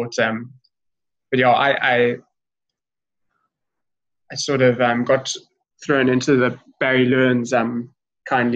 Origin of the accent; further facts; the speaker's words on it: Cape Town, Western Cape, South Africa; I grew up in Lakeside in Cape Town